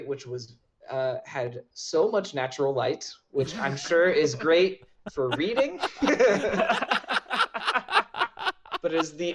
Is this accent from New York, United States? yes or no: no; Columbus, Ohio, United States; I grew up in Columbus